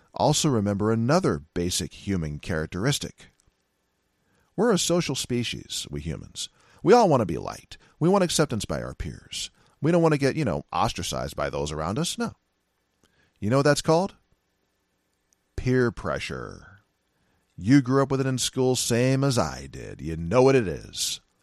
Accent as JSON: {"language": "English", "area": "Silicon Valley", "region": "California", "country": "United States", "tie": "born or raised there", "also_born_or_lived": "San Francisco, California / Seattle, Washington", "moved": "yes", "said": "I'm from Silica, uh, Silicon Valley, California"}